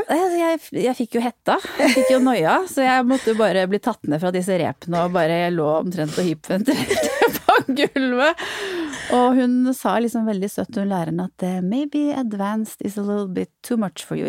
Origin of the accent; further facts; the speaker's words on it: Norway; also born or lived in Netherlands; min vennegjeng hjemme i Norge